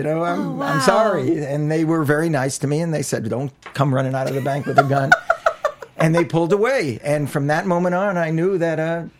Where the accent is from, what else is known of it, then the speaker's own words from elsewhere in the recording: New York, United States; growing up in New York, I'm an only child